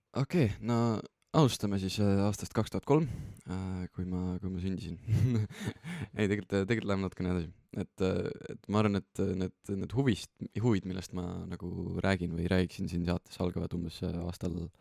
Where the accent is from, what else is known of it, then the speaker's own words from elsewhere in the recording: Estonia; oleme siin ja oleme eestlased ja teeme seda Eestis